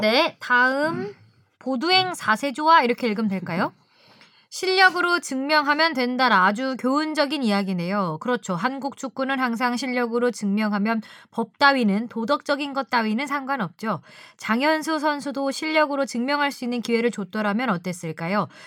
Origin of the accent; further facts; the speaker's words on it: Seoul, South Korea; 전 서울에서 태어났고요